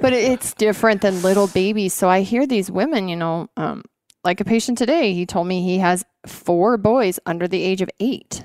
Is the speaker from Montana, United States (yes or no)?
yes; Montana, United States; moved away as an adult; also born or lived in Washington State; I grew up here in Montana